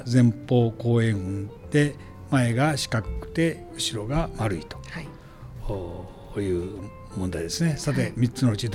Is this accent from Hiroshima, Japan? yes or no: no; Kani, Gifu, Japan; 私もずっと管理で生まれて育って